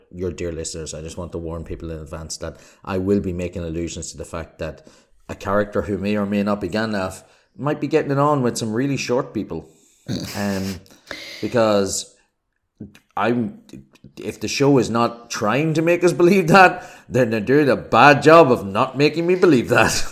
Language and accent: English; Ireland; accent: Irish; I'm Irish, as you can probably tell from my accent